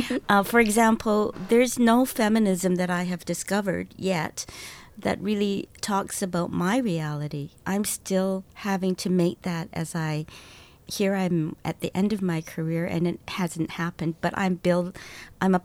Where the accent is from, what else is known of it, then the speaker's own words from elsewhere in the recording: Canada; I'm Chinese Canadian